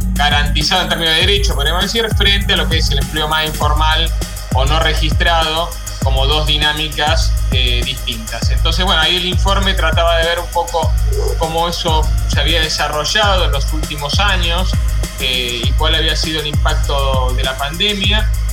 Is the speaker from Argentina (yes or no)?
yes; Argentina